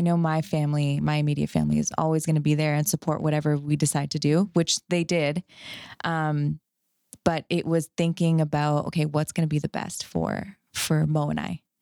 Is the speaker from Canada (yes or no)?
yes; Canada; moved away as an adult; now in Fort Worth, United States; I'm from Canada. So, um, I did my, all my schooling there